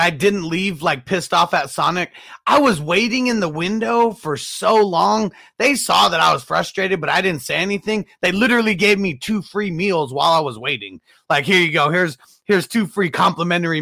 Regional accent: Southern California, United States; I grew up in Southern California

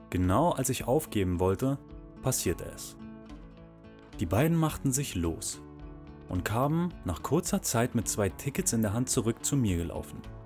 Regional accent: Berlin, Germany; moved away as an adult; Ich bin in Berlin geboren und habe dort auch viele richtig geile Sachen erlebt und gesehen

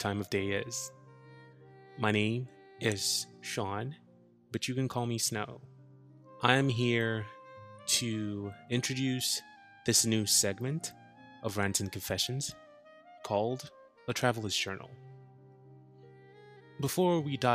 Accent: Ghana; moved away as an adult; now in New Jersey, United States; I am originally a Ghanaian, but I moved to the United States in 2018

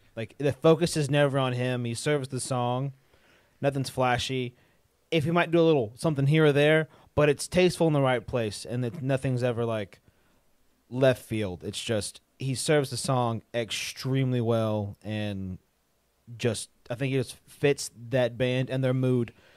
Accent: Mississippi, United States; We're from Mississippi

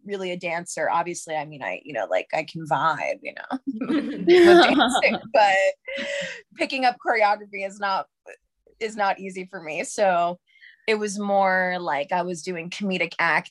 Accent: New York City, New York, United States; I'm from New York. I grew up in Harlem

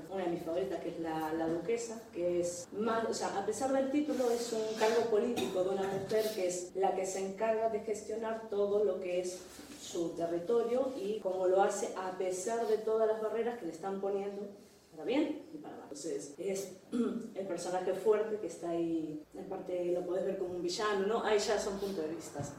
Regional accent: Argentina; now in Ferrol, Spain; soy argentina, hace 20 años que estoy viviendo acá en Ferrol

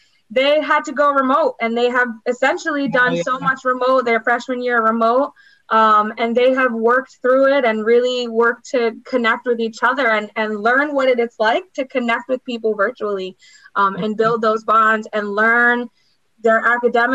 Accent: New York, United States; I was born in New York, and I think we're a different breed

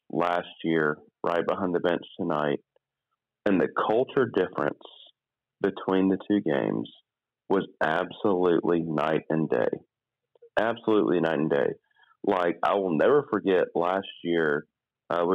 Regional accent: Birmingham, Alabama, United States; I grew up in Birmingham, Alabama

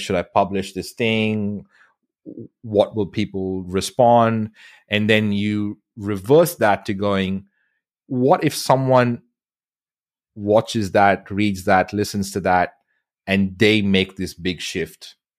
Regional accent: India; moved away as an adult; now in Australia; I grew up in India

